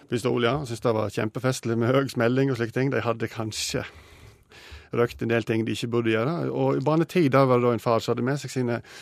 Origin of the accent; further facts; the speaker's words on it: Sogn, Vestland, Norway; Jeg er jo sogning, og jeg har jo skutt eh, hele livet